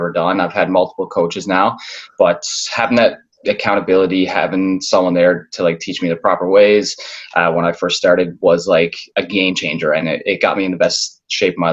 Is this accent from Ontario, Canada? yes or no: no; Newfoundland and Labrador, Canada; moved away as an adult; now in Toronto, Canada; I'm originally born from Toronto, but I grew up in Newfoundland. Basically spent most of my life there.